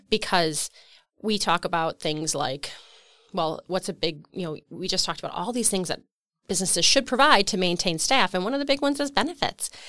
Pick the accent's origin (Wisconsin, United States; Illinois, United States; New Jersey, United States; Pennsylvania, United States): Wisconsin, United States; Waupun; I grew up in Waupun, Wisconsin, actually in the rural area, Alto